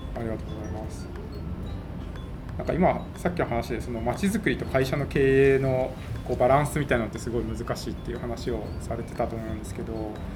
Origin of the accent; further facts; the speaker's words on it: Nagahama, Shiga, Japan; 唯一多分今回トークのホストの中で長浜出身なんですけど